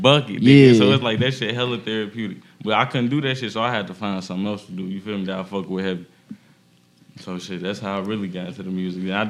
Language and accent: English; Gary, Indiana, United States; I'm from Gary, Indiana